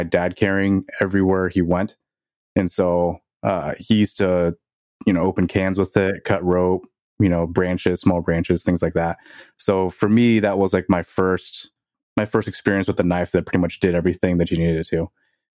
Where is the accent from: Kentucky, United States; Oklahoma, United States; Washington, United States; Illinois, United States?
Washington, United States; Seattle; I was born and raised in Seattle